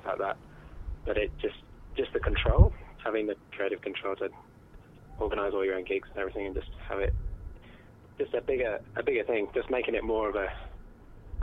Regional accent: Cambridge, East of England, United Kingdom; moved away as an adult; now in Launceston, Australia; I'm from Cambridge in the UK originally, and I've been living in Tasmania and Launceston for 4 years

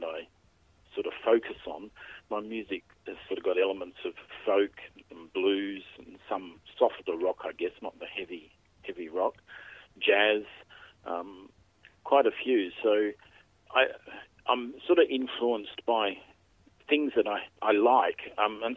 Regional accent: Adelaide, South Australia, Australia; also born or lived in Melbourne; I grew up in Adelaide

